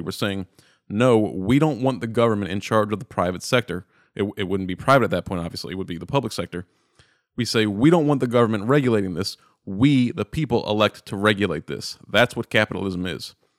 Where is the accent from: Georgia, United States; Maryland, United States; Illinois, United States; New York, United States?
Maryland, United States; Baltimore; I'm born and raised in Baltimore. I'm in Baltimore right now